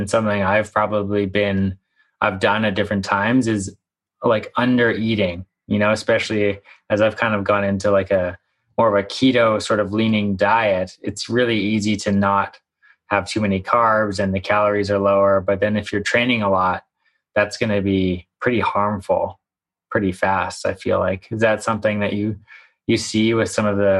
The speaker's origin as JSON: {"language": "English", "area": "Victoria and Vancouver", "region": "British Columbia", "country": "Canada", "tie": "born or raised there", "said": "I spent a lot of time growing up in Victoria and Vancouver"}